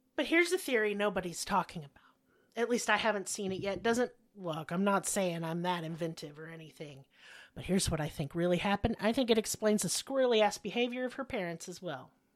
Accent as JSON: {"language": "English", "town": "Owasso", "region": "Oklahoma", "country": "United States", "tie": "born or raised there", "also_born_or_lived": "Broken Arrow, Oklahoma / Tulsa, Oklahoma", "said": "I was actually raised in Owasso, Oklahoma, before my family moved to Broken Arrow, Oklahoma, and then to Tulsa. And so that is my hometown."}